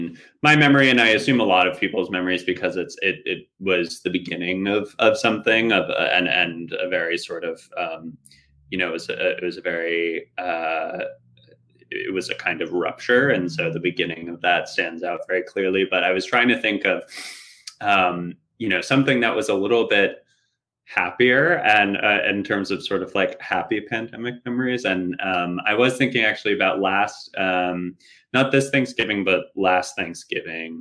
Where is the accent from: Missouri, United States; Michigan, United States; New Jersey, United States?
New Jersey, United States; moved away as an adult; now in Brooklyn, United States; I grew up in the New York area, New Jersey, and then I've lived here in Brooklyn for coming up on 4 or 5 years